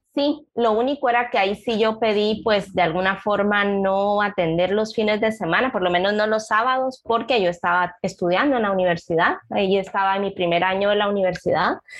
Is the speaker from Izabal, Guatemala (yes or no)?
yes; Puerto Barrios, Izabal, Guatemala; also born or lived in Guatemala City; Yo soy originaria de Izabal, nací en Puerto Barrios y pues acá la formación del nivel medio